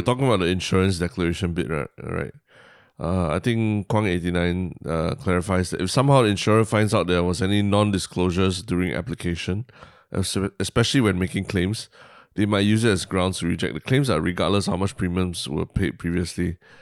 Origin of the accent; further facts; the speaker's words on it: Singapore; as a Singaporean